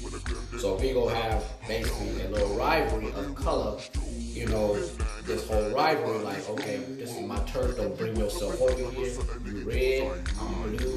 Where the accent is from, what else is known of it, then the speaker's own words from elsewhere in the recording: Cleveland, Ohio, United States; moved away; also born or lived in Columbus, Ohio / Akron, Ohio; even though I'm from Cleveland, Ohio. I've been raised in Cleveland, Ohio. Even though I've been brought up on the east side of Cleveland